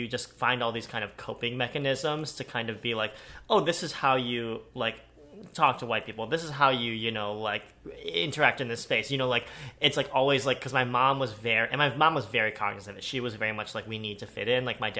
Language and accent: English; Strongsville, Ohio, United States; now in California, United States; No, I'm originally from Ohio.